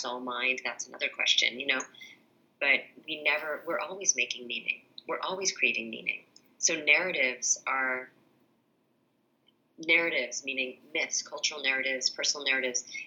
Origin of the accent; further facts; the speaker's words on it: New England, United States; I grew up in New England